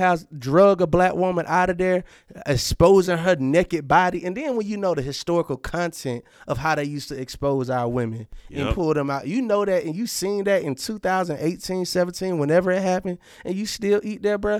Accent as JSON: {"language": "English", "region": "Georgia", "country": "United States", "said": "I'm a true Georgia boy"}